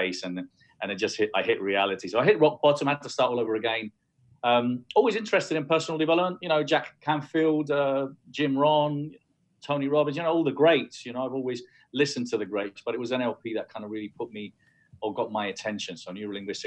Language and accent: English; Spain; first language Spanish; English is a second language; also born or lived in London; I was born in London. I lived there till I was 9, but then I went back to Spain and I was brought up in Spain. I consider myself actually Spanish